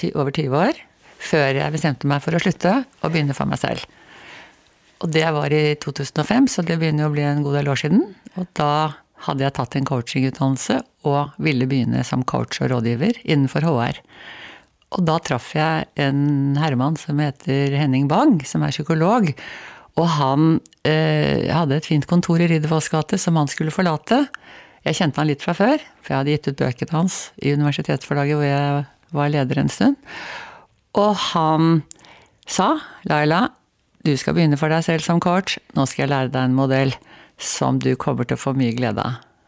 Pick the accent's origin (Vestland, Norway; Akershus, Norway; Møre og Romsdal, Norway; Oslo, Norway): Oslo, Norway; Jeg vokste opp eh, helt i Eh, kjernen, altså på grensen til Nordmarka. Og det, der var det en slalåmbakke som er nedlagt nå, som heter Rødkleiva